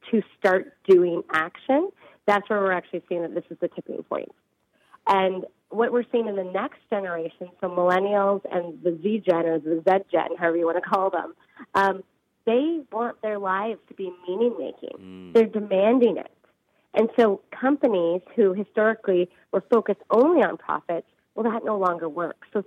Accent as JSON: {"language": "English", "country": "Canada", "said": "We're one. We're Canadian."}